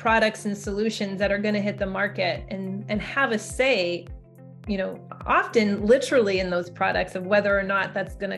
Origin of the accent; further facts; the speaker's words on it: Alberta, Canada; moved away as an adult; now in Silicon Valley, United States; I'm from Alberta originally.